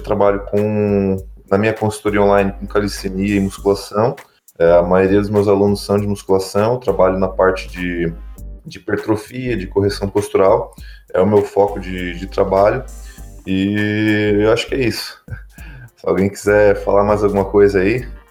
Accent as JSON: {"language": "Portuguese", "town": "Tubarão", "region": "Santa Catarina", "country": "Brazil", "tie": "born or raised there", "said": "eu sou de natural aqui de Tubarão, em Santa Catarina"}